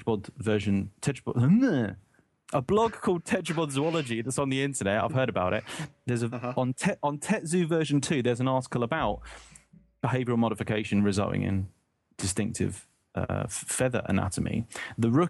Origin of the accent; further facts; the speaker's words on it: United Kingdom; as a British person